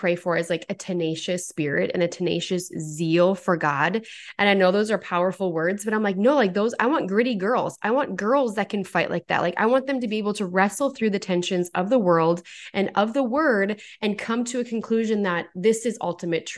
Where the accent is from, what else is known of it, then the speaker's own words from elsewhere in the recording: North Dakota, United States; I'm from North Dakota